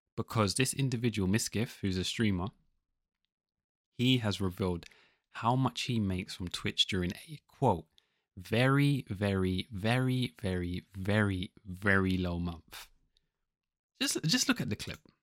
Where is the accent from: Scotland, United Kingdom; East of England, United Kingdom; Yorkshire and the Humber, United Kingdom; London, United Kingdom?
London, United Kingdom; I'm the guy from London